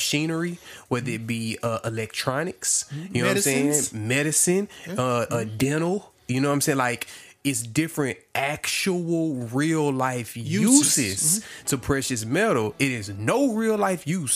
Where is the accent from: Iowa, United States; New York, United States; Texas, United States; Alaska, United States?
Texas, United States; Houston; I was from Houston